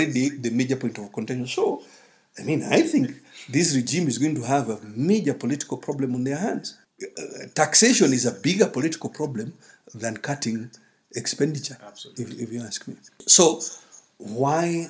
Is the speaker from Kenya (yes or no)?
yes; Kenya; as a Kenyan